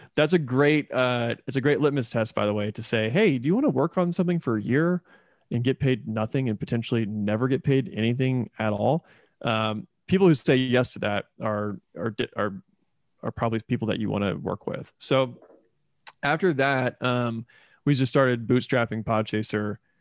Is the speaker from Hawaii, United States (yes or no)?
no; Indiana, United States; moved away as an adult; also born or lived in Florida / Louisville, Kentucky; now in Oklahoma City, United States; I was born in Florida, uh, but I grew up in Indiana, so I kind of identify as a Hoosier